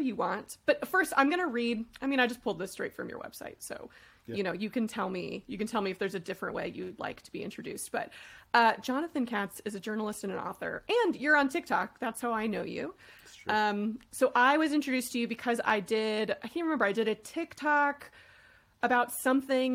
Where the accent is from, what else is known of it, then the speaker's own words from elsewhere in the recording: Austin, Texas, United States; moved away as an adult; also born or lived in Chapel Hill, North Carolina; I grew up in Austin